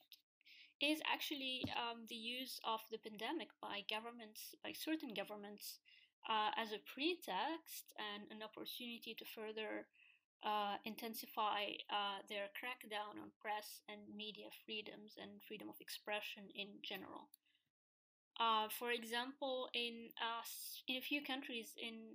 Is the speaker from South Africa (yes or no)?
no; Tunisia; In my home country, in Tunisia